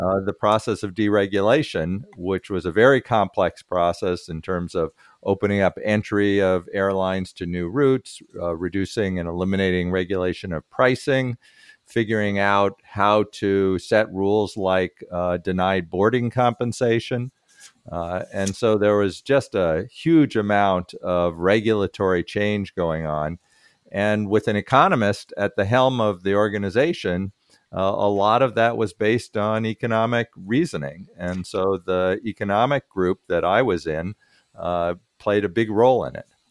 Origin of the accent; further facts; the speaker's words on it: Berkeley, California, United States; also born or lived in Minnesota / Massachusetts; I grew up in Berkeley